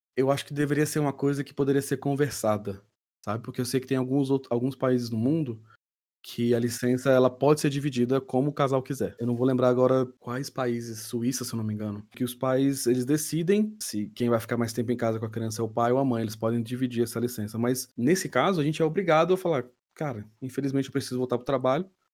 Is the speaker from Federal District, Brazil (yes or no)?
yes; Brasília, Federal District, Brazil; sou natural de Brasília